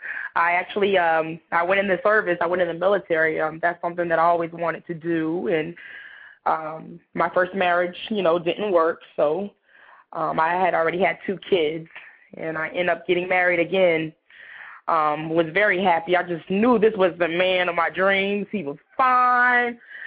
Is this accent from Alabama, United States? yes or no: no; Somerville, South Carolina, United States; I'm from Somerville, South Carolina. I traveled all over the world. My dad was in the military, so I've never been to, like, one place for very long.